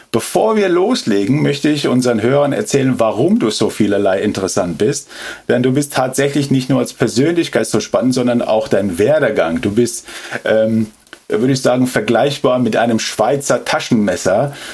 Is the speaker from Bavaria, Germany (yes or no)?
yes; Munich, Bavaria, Germany; Nee, ich bin in München geboren.